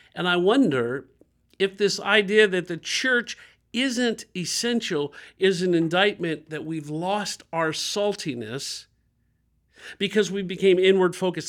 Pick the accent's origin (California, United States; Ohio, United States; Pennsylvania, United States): Ohio, United States; Dayton; I grew up in Dayton, Ohio, two forty West Norman